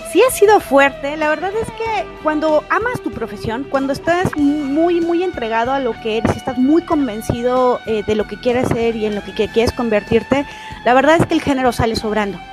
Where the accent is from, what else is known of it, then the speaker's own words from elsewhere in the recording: Mexico; como mexicana